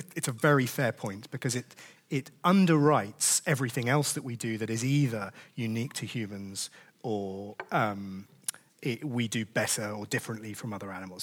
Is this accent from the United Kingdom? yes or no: yes; United Kingdom; we're British